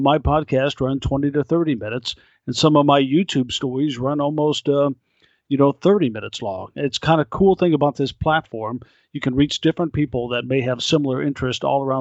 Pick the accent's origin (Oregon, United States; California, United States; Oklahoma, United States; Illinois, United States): Oklahoma, United States; Oklahoma City; my hometown